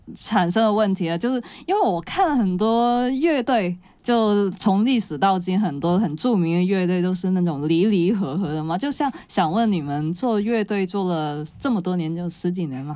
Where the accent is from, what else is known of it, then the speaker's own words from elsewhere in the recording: Guangdong, China; 我们广东这边地区